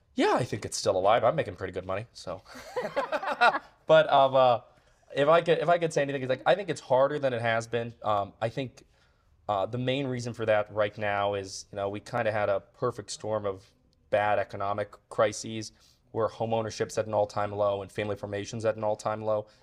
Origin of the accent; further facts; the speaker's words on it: United States; I love being American